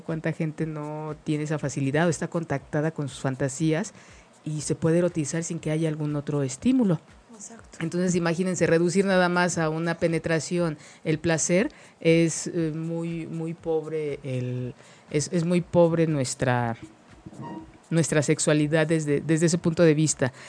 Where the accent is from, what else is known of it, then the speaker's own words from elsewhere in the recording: Mexico; como mexicanos